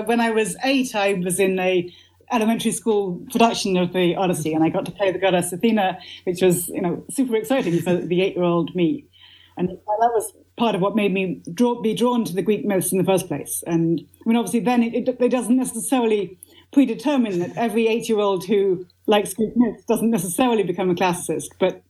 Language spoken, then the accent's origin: English; Oxford, South East England, United Kingdom; I grew up in Oxford, England. It was just a sort of absolutely bog standard a Church of England primary school.